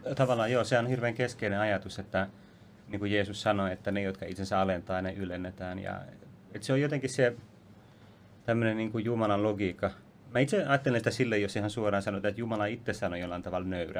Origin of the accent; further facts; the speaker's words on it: Vantaa, Uusimaa, Finland; mä kasvoin siis Vantalla ennen kaikkea